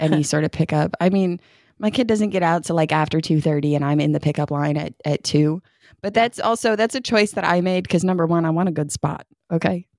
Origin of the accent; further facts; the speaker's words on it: upstate New York, United States; now in Kentucky, United States; kid growing up in New York, you wore your snow pants to school